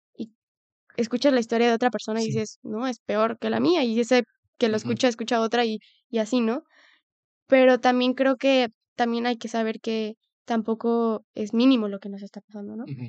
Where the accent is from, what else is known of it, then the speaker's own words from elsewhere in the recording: Mexico; como país latinoamericano o México